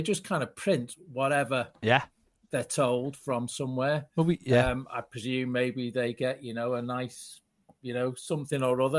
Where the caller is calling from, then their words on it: Barnsley, Yorkshire and the Humber, United Kingdom; I'm calling from Barnsley.